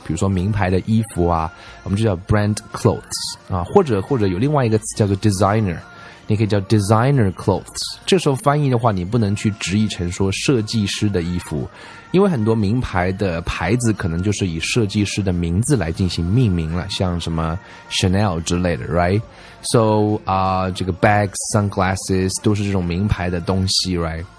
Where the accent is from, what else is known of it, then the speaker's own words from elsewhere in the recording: China; 在我们中国人看来